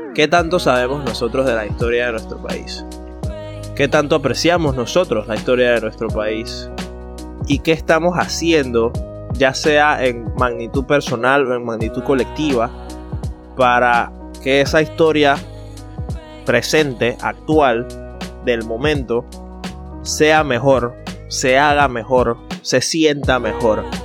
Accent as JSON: {"language": "Spanish", "country": "Panama", "said": "nuestra personalidad como panameños"}